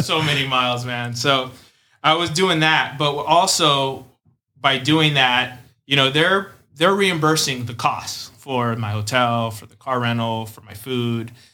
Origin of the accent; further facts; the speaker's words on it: Chula Vista, California, United States; I'm from San Diego, uh, specifically Chula Vista.